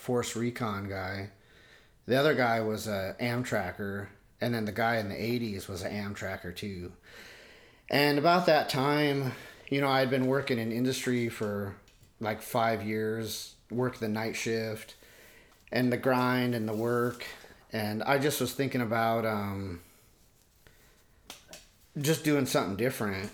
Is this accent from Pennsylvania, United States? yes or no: no; Port Angeles, Washington, United States; now in Seattle area, United States; I grew up in Port Angeles and in Washington State